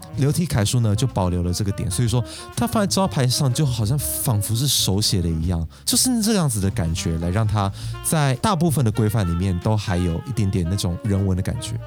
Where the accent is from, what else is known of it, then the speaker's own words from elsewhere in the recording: Taiwan; 那我们台湾人的字体会是什么样子呢